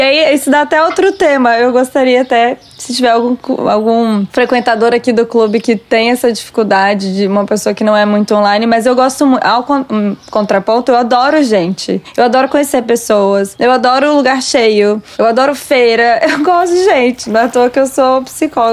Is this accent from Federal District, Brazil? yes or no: yes; Brasília, Federal District, Brazil; also born or lived in Minas Gerais; now in São Paulo, Brazil; a gente é de Brasília